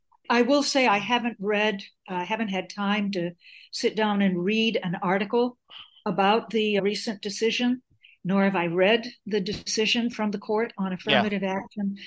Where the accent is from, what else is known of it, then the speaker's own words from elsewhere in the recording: Chicago, Illinois, United States; now in Portland, United States; Well, I am calling you from Portland, Maine, which I told you earlier today, but I'm not from Portland. Originally, I'm from Chicago, where I was born into a Greek-American family